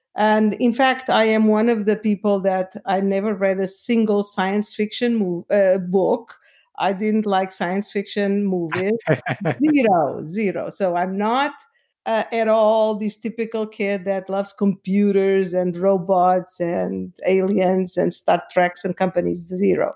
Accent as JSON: {"language": "English", "region": "Lisbon", "country": "Portugal", "moved": "yes", "said": "I am from Portugal, from Lisbon."}